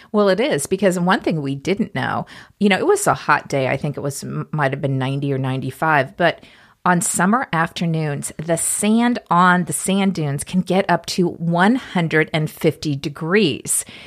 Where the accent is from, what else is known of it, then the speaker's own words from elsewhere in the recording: Topeka, Kansas, United States; growing up in Topeka, Kansas